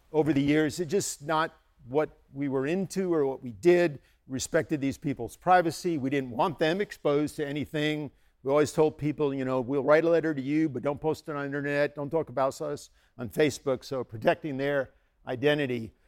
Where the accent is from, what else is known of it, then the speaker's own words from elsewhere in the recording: United States; also born or lived in Bangladesh; I'm an American.